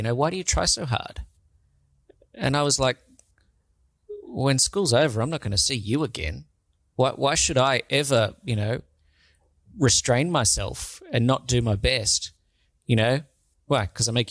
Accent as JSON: {"language": "English", "town": "Sydney", "region": "New South Wales", "country": "Australia", "tie": "born or raised there"}